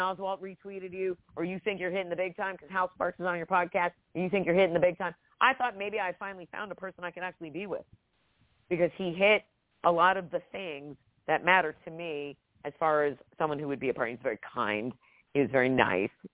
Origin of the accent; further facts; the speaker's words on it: New Jersey, United States; moved away as an adult; also born or lived in Georgia; I grew up in Jersey